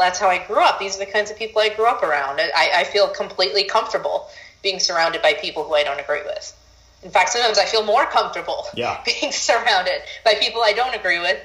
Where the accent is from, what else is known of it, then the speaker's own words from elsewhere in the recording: Honolulu, Hawaii, United States; moved away as an adult; also born or lived in New York; now in Austin, United States; I was born in Hawaii, then when I started college, I went to NYU